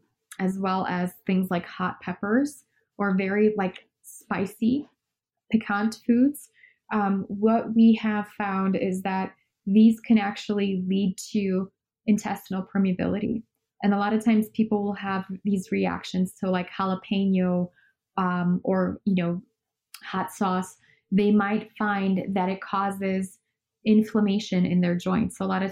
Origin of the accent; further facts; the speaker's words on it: Chicago, Illinois, United States; None of my friends back home in Chicago had it.